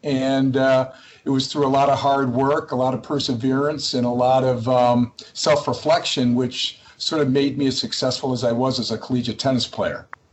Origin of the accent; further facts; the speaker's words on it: Massachusetts, United States; also born or lived in New Hampshire; I actually grew up in Massachusetts uh, playing tennis